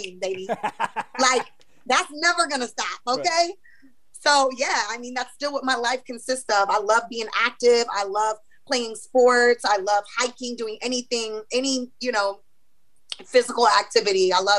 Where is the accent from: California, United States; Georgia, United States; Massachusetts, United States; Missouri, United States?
Missouri, United States; I mean, you know, I'm from Missouri, so Kansas City Chiefs all day.